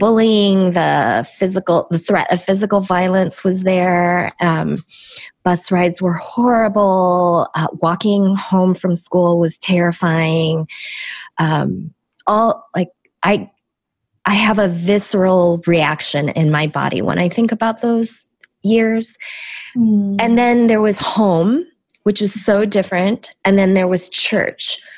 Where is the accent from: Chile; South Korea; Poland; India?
South Korea; first language Korean; English is a second language; So Korean was my first language, and uh, as I, you know, dove deeply and, uh, you know, very very good student, lost my Korean.